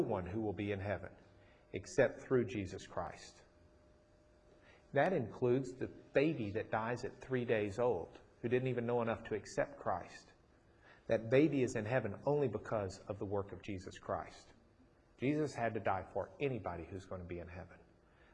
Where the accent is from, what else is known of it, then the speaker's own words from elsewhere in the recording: Rochester, United States; moved away; I grew up in Rochester.